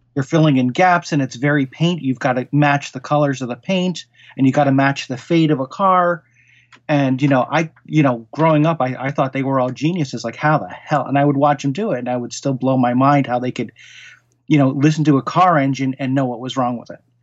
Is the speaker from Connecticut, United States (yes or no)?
yes; Norwalk, Connecticut, United States; also born or lived in Queens, New York; I really grew up in, uh, southeastern Connecticut. And, um, in Fairfield County, the town was Norwalk, Connecticut